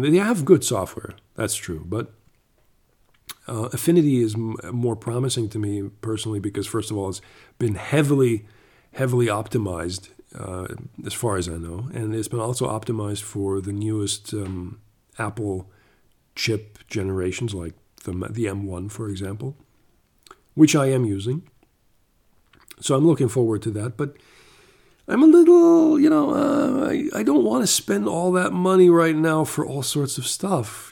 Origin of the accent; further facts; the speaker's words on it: Canada; moved away; also born or lived in Germany; I was born in Germany, but I grew up uh, for six years in Canada